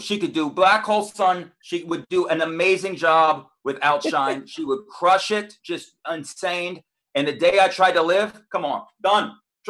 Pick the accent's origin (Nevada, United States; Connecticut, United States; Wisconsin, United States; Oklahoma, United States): Nevada, United States; Las Vegas; now in New York City, United States; So I'm in Vegas right now. So I'm originally from Vegas. I live in Bay Ridge. I still got an apartment there.